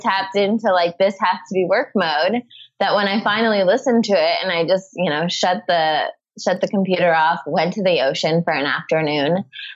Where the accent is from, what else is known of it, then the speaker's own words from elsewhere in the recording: around New York City, United States; moved away as an adult; now in Santa Monica, United States; growing up in, you know, around New York City